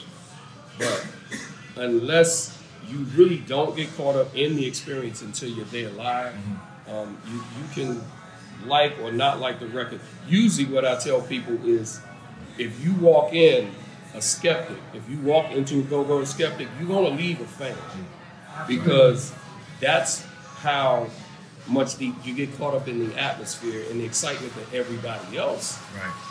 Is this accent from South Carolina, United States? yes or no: no; Washington, District of Columbia, United States; I grew up in Southeast.